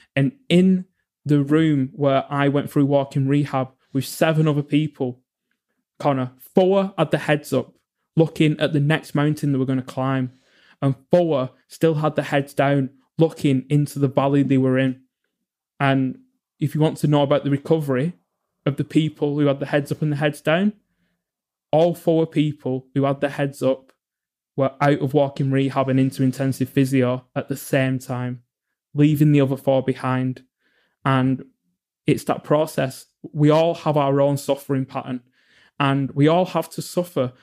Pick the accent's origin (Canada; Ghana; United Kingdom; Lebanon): United Kingdom; England; I grew up in England